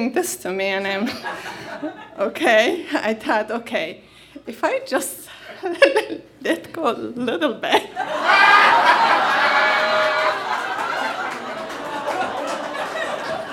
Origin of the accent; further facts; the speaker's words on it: Iran; English is a second language; moved away as an adult; also born or lived in Michigan / Northern California / Istanbul; now in United States; I've been born and raised in the Middle Eastern in Iran in a small town